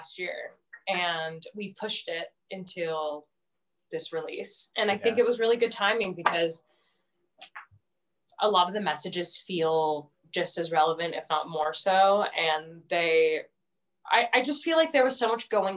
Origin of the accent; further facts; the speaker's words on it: United States; I'm an American and I'm making American music